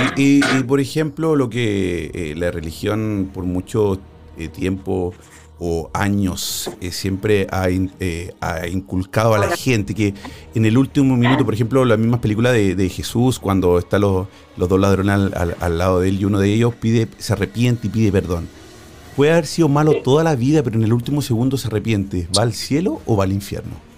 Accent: Chile; now in Spain; Chile, de mi país natal.

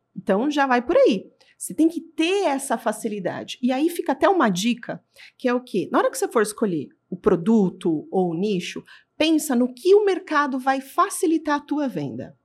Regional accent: São Paulo, Brazil; eu sou de São Paulo, mas eu ia pro A B C pra vender

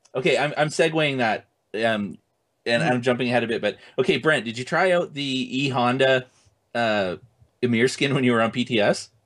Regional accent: Canada; I'm Canadian

